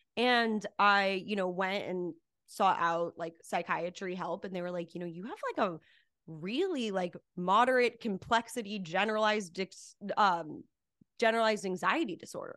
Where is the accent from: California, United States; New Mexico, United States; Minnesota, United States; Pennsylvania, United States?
New Mexico, United States; Cedar Crest; moved away as an adult; also born or lived in Albuquerque, New Mexico; now in Los Angeles, United States; I grew up in a really small town in Cedarcrest, New Mexico